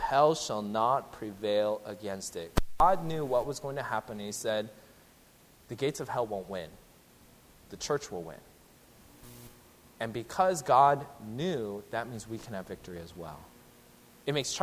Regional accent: Seattle, Washington, United States; moved away; I'm originally from the Seattle area

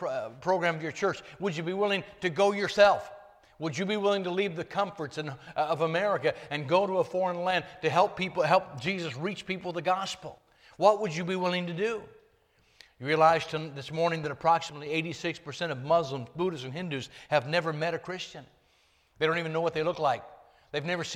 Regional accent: Northern California, United States; I dropped out of school in Northern California when I was 16

